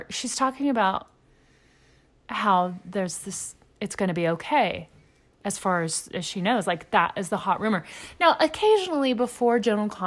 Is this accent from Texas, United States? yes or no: yes; Texas, United States; also born or lived in Louisiana / Memphis, Tennessee; I grew up in East Texas. I grew up in Louisiana. Um, did a stint in Memphis, Tennessee, which isn't quite as deep as the others. But I grew up in the Deep South